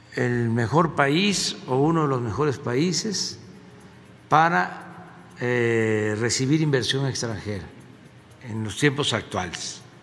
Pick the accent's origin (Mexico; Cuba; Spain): Mexico